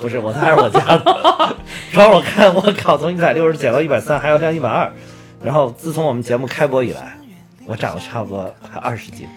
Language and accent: Chinese; Henan, China; accent: Henan Mandarin; 那个是我们河南普通话的口音